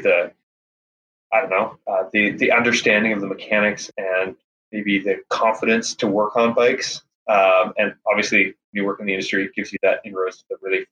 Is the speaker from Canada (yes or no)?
yes; Victoria, British Columbia, Canada; moved away as an adult; now in Portland, United States; I'm from Victoria, BC originally. Just moved down to Portland too.